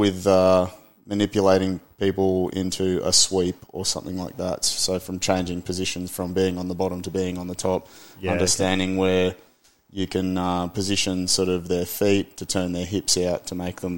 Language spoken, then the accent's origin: English; Byron Bay, New South Wales, Australia; also born or lived in Lismore, Australia; I grew up in Byron, but at that period of time, I'd moved out towards Lismore a bit more.